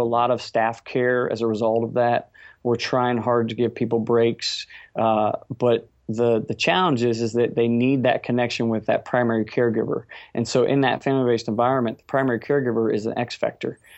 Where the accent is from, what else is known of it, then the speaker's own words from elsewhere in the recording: Cincinnati, Ohio, United States; we're from Cincinnati, Ohio